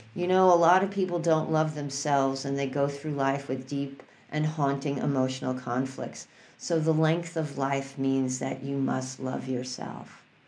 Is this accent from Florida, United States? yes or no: no; New York City, New York, United States; I grew up in New York City.